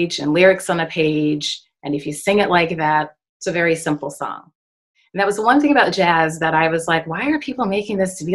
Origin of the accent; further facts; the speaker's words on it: United States; as an American